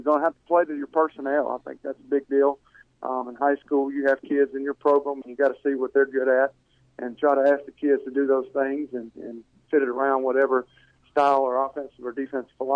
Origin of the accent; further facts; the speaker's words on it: Delhi, Louisiana, United States; I grew up in a small town, growing up in Delhi, my dad being a coach there